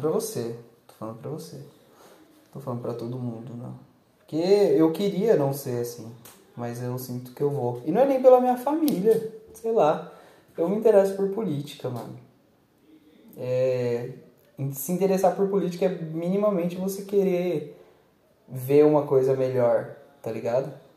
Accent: Brazil; Eu ainda sou brasileiro, eu vou ser brasileiro

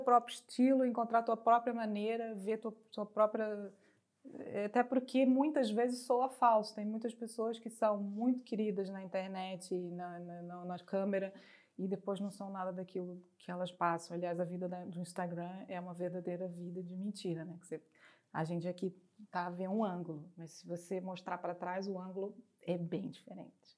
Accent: Brazil; moved away as an adult; now in Portugal; Como brasileira

